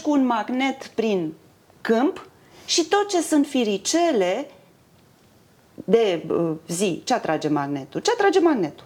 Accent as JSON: {"language": "Romanian", "country": "Romania", "said": "sunt din România, că mă întreabă, sunt româncă"}